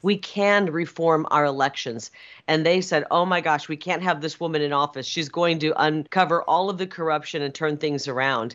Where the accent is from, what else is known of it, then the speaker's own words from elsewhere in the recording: Iowa, United States; now in Arizona, United States; a young kid, uh, growing up in Iowa, in a rural part of the country, youngest of nine